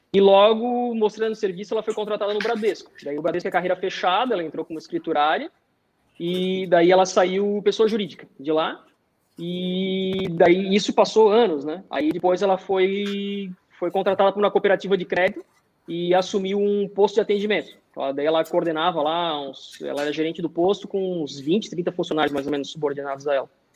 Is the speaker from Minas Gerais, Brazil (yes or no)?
no; Blumenau, Santa Catarina, Brazil; moved away as an adult; now in United States; eu sou de Blumenau, né? Sou do mesmo Sim. estado, Santa Catarina. Então, assim, ó, Blumenau, muito, eu fui acostumado desde pequeno com enchente